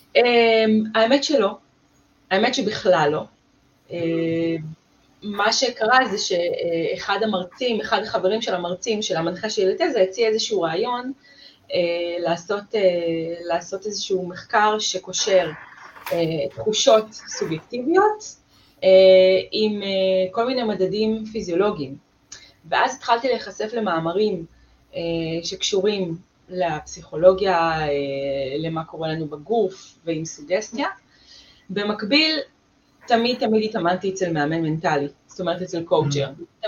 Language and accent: Hebrew; Israel; also born or lived in United States (ancestry); אני חצי אמריקאית. בבית שלנו, אבא שלי למד בקורנל, הוא היה שחקן פוטבול שם, כן, וכאילו היה ברור שעושים ספורט. כאילו, כמו המשפחה האמריקאית שיש אה, לקרוס ויש זה ויש זה, אצלנו זה היה רק עם mm-hmm. הדברים שיש בישראל